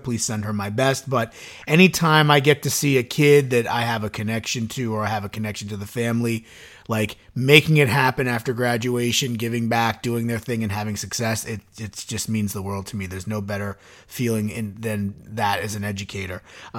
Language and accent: English; Suffern, New York, United States; where I grew up in Suffern